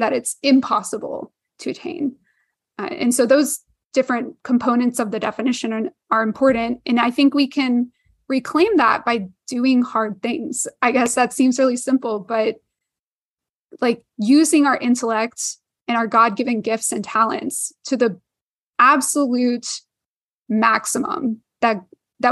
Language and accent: English; Houston, Texas, United States; I grew up near NASA in Houston